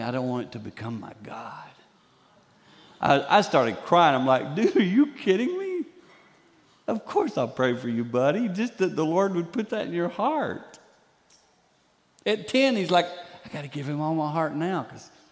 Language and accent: English; the Carolinas, United States; now in Michigan, United States; I grew up in the Carolinas